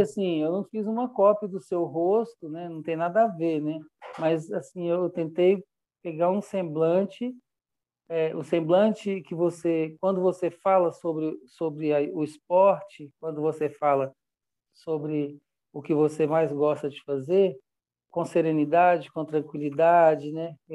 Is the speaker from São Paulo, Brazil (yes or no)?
no; Belo Horizonte, Minas Gerais, Brazil; also born or lived in Goiás; now in São Bartolomeu, Brazil; eu sou mineiro, e fiz uma pesquisa entre os lugares mais próximos a Belo Horizonte, que é a minha cidade natal